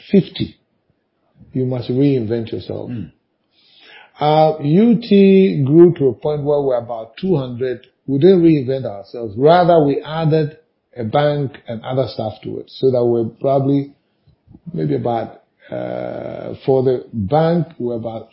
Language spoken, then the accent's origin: English; Ghana; as a Ghanaian